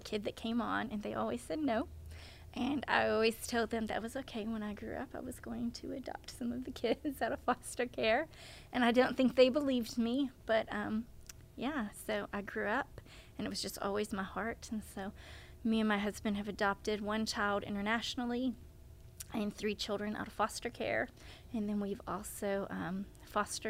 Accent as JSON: {"language": "English", "town": "Melbourne", "region": "Arkansas", "country": "United States", "tie": "born or raised there", "said": "I live in Central Arkansas, but I grew up in North Central Arkansas in a tiny little town called Melbourne."}